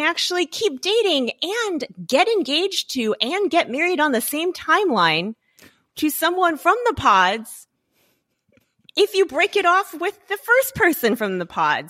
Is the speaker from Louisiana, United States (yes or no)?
yes; Louisiana, United States; moved away; I grew up in Louisiana, um, not in a big city